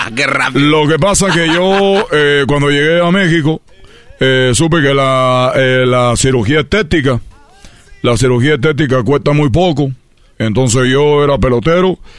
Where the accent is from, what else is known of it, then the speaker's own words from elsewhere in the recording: Cuba; No me dijo chico, pero porque yo soy de Cuba, entonces yo digo, tengo que decir chico, si no, no va a aparecer de Cuba.